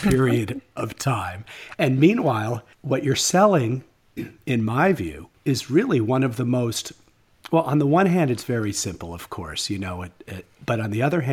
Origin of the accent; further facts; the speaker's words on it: New York, United States; I grew up in New York, and I've been going there since I was a little kid.